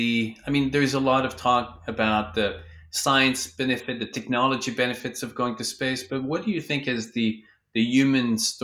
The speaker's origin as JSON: {"language": "English", "town": "Vancouver", "region": "British Columbia", "country": "Canada", "tie": "born or raised there", "lives_now": "Los Angeles, United States", "said": "Oh, you're in my hometown. I live in Vancouver, and now I'm in LA, so."}